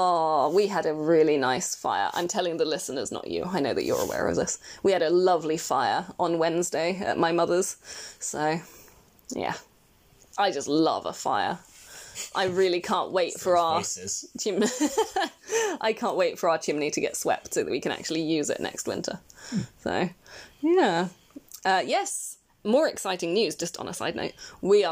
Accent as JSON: {"language": "English", "country": "United Kingdom", "said": "As a British person"}